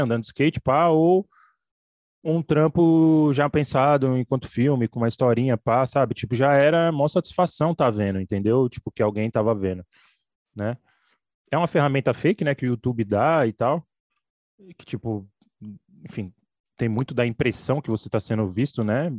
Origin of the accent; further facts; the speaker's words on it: São Paulo, Brazil; eu moro aqui em São Paulo, entendeu? Odeio São Paulo, nem me considero de São Paulo, sou do Capão Redondo